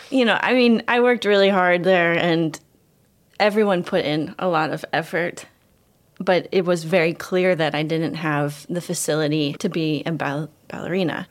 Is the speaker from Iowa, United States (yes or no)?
yes; Ames, Iowa, United States; moved away; also born or lived in Israel; I'm from Ames, Iowa